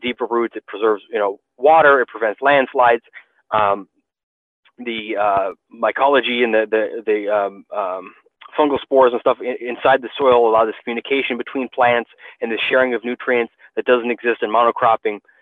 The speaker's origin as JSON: {"language": "English", "country": "United States", "said": "being an American"}